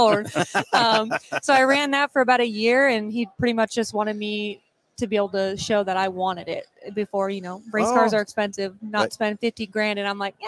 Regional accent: Arizona, United States; now in Oklahoma, United States; I'm from Arizona originally.

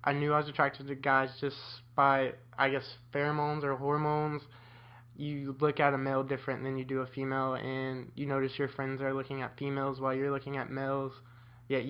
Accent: Winter Haven, Florida, United States; I'm from Winter Haven, Florida.

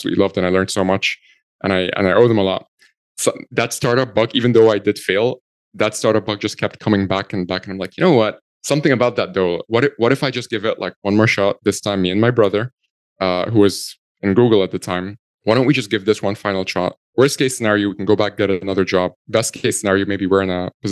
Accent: Egypt; moved away as an adult; now in Ireland; I'm originally from Egypt. I'm 100% Egyptian.

